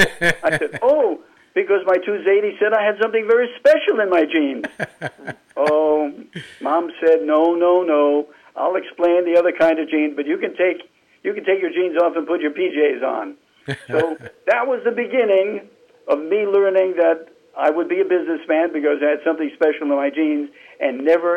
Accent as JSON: {"language": "English", "town": "New York City", "region": "New York", "country": "United States", "tie": "born or raised there", "said": "I grew up on the Lower East Side."}